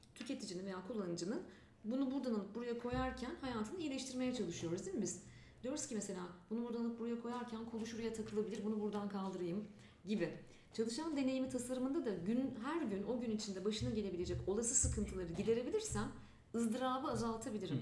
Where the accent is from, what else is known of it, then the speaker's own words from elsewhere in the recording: Ankara, Turkey; moved away as an adult; now in Istanbul, Turkey; Evet Ankara'da doğdum büyüdüm. Çocukluğum gençliğim Ankara'da geçti şekillendi ve hala acayip Ankaralı olduğumu düşünüyorum